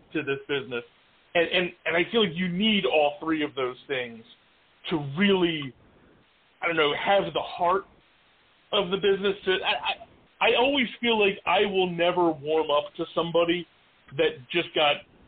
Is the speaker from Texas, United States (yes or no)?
no; New Jersey, United States; I'm born and raised in South Jersey